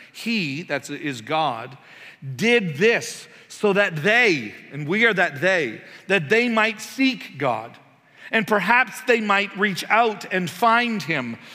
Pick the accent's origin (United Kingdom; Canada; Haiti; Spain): Canada; moved away; I'm Canadian